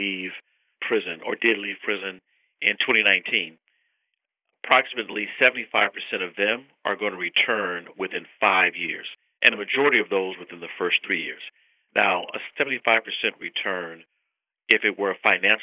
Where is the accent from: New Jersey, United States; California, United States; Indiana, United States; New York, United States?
California, United States; a state like California, my home state